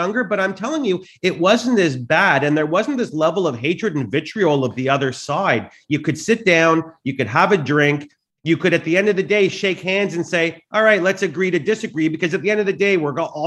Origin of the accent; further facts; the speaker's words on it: Canada; I'm Canadian